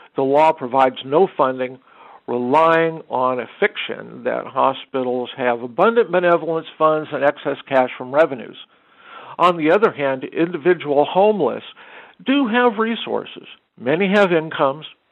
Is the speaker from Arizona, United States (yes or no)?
yes; Arizona, United States; now in Inland Empire, United States; my home state of Arizona